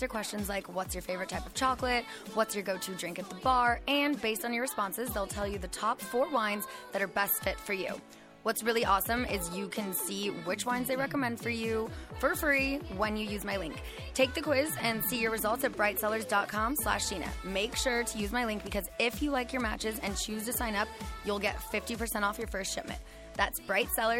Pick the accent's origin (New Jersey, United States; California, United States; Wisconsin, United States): California, United States; just outside of Pasadena, Southern; we're both from just outside of Pasadena. So we grew up in Southern California